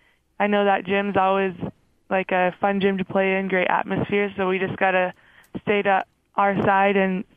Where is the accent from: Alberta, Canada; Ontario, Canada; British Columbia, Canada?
Alberta, Canada; Calgary; moved away as an adult; also born or lived in Lethbridge, Alberta; now in Provo, United States; I'm from Calgary, Alberta. I was born in Lethbridge, which is just south of Calgary. Went to high school in Calgary and got recruited to BYU, so here I am.